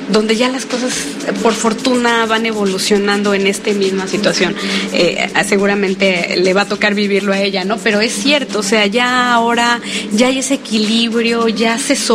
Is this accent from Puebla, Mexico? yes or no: yes; Puebla, Mexico; algo que tengo que decir es que somos de Puebla.